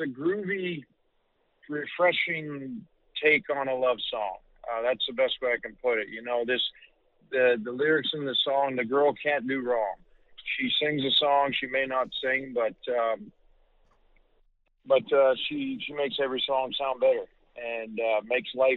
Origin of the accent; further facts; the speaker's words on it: Canada; the beautiful country of Canada, my home country